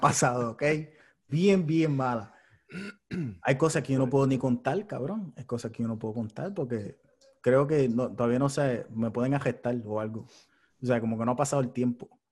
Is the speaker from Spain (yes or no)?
no; Puerto Rico; me crié en Puerto Rico